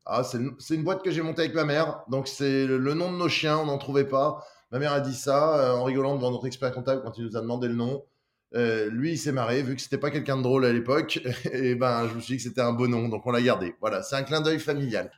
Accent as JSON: {"language": "French", "town": "Lyon", "region": "Auvergne-Rhône-Alpes", "country": "France", "said": "je suis de Lyon"}